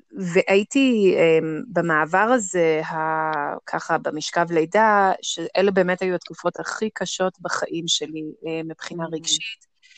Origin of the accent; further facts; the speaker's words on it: Jerusalem, Jerusalem District, Israel; אני ירושלמית, בת 40